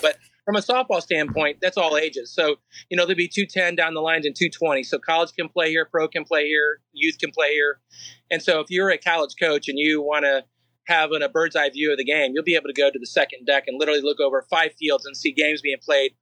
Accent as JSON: {"language": "English", "area": "UMR property", "region": "Florida", "country": "United States", "tie": "born or raised there", "said": "I grew up here, right here on UMR property. We were dairy farmers"}